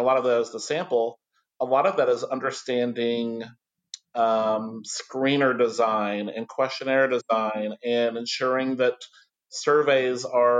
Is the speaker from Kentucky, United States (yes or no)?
yes; near Fort Knox, Kentucky, United States; I grew up near Fort Knox, Kentucky